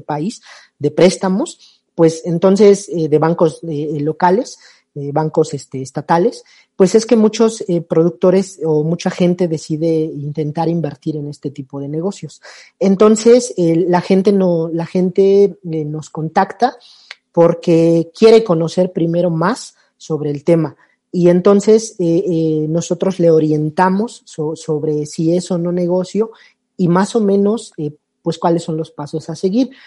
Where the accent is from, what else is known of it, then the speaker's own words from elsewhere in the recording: Mexico; also born or lived in Panama; soy eh, mexicano